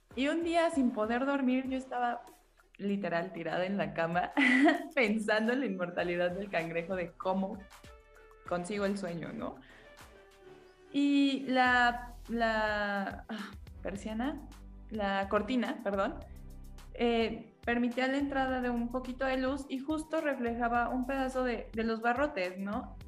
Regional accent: Mexico; somos puras autoras mexicanas

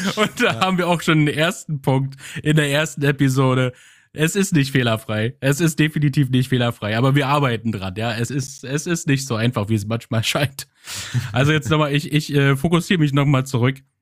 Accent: Germany; now in Flensburg, Germany; Ich komme aus der Nähe von Berlin

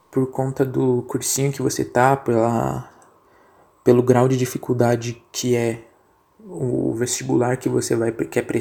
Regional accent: São Paulo, Brazil; Eu sou de São é... Paulo, irmão.

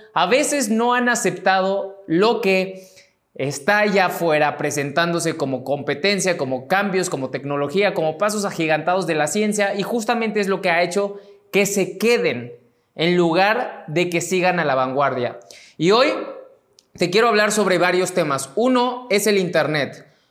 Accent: Mexico; mexicano, emprendedor y empresario

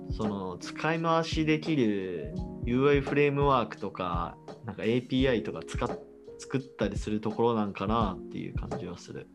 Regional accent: Hiroshima, Japan; now in Nakano, Tokyo, Japan; 俺の地元ひろ、広島県だけど

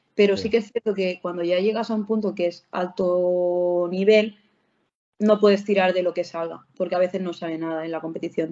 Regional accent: Barcelona, Catalonia, Spain; yo, de Barcelona

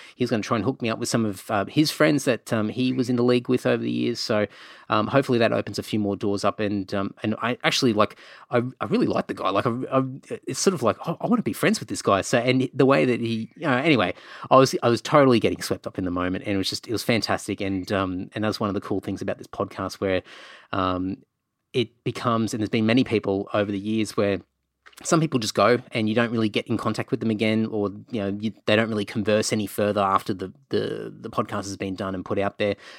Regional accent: Queensland, Australia; also born or lived in Cunnamulla / Emerald / Rockhampton / Brisbane; growing up in Queensland

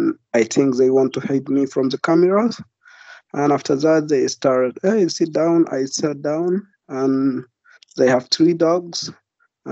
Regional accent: Darfur, Sudan; now in United Kingdom; I come from Darfur, and I'm 23 years old

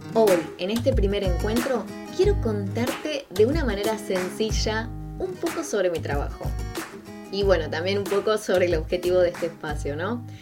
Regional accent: Quilmes, Buenos Aires Province, Argentina; yo soy de Quilmes.

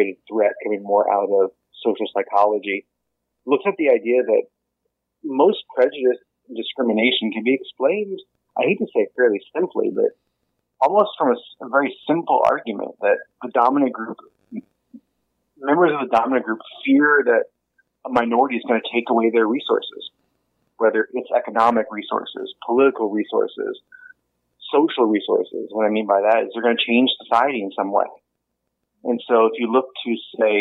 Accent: United States; moved away as an adult; now in New Zealand; you can probably hear from my voice, I'm not Kiwi. I'm American, living here now almost 30 years

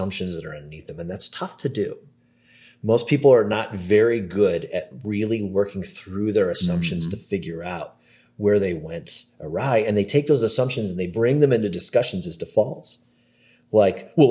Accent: Cleveland, Ohio, United States; moved away; I'm from the Cleveland area

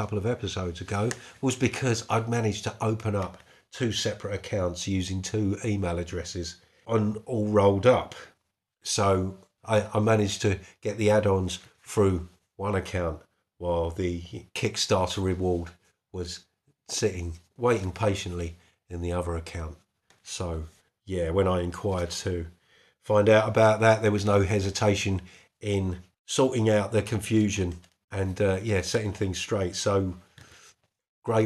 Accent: Essex, East of England, United Kingdom; now in Scottish Highlands, United Kingdom; I'm in the Scottish Highlands now, but I'm originally from Essex, in case you couldn't tell.

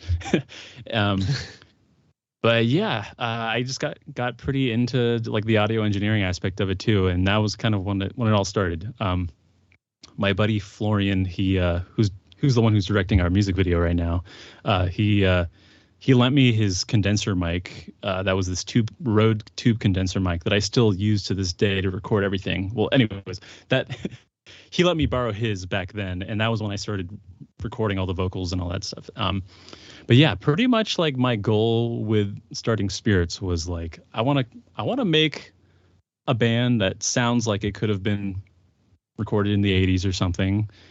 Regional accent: Santa Rosa, California, United States; also born or lived in Windsor, California; I grew up in Santa Rosa

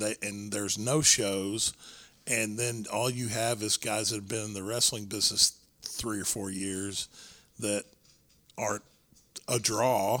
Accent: Texas, United States; Texas was my home. Like, yeah, I wanted to go and work for the larger organizations, but my goal was always to be a Texas wrestler, mm-hmm. live in my home state

